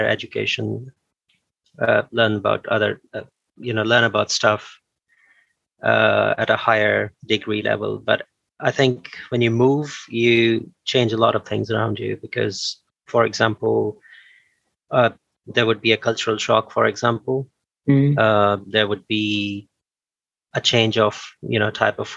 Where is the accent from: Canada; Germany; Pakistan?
Pakistan; moved away as an adult; now in Bristol, United Kingdom; in my country, in Pakistan, I'm from Pakistan